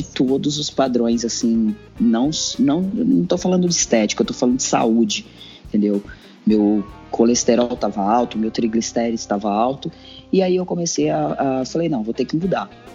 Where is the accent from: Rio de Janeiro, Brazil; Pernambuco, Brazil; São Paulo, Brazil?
São Paulo, Brazil; Eu cresci na zona sul de São Paulo